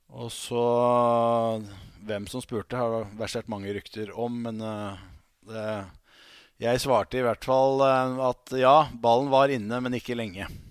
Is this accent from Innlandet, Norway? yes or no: yes; Hamar, Innlandet, Norway; Jeg er jo bokstavelig talt født og oppvokst på Briskeby